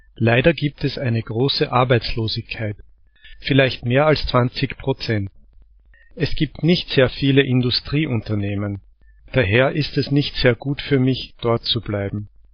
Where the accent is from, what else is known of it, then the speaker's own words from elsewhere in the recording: Litvínov, Ústí nad Labem Region, Czechia; moved away as an adult; Meine Heimatstadt heißt Litvinov